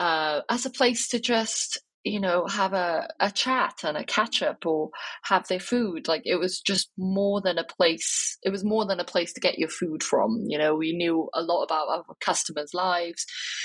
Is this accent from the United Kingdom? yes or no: yes; Wales, United Kingdom; And then I would say, I'm from Wales.